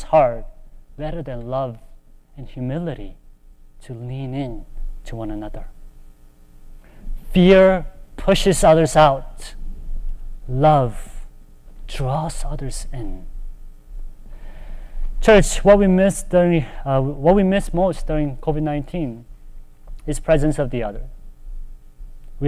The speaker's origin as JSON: {"language": "English", "country": "United States", "also_born_or_lived": "Charlotte, North Carolina", "said": "Even as Asian American"}